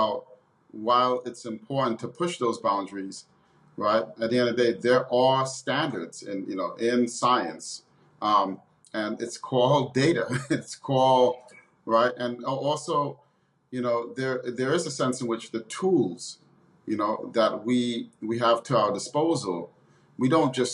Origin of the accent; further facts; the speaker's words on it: New York City, New York, United States; I grew up in the inner city, and I grew up, you know, out in New York City's great public school system